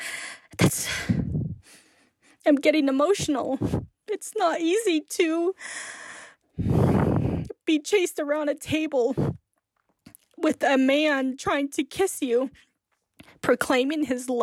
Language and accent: English; United States; now in Flagstaff, United States; I grew up on the Navajo Diné Reservation